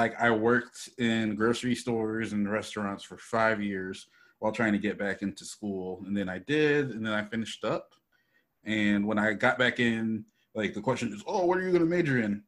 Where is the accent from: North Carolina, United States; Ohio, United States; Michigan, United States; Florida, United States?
North Carolina, United States; Charlotte; moved away as an adult; also born or lived in New York City, New York; now in Los Angeles, United States; Then we moved to Charlotte, North Carolina, and that's where I finished growing up.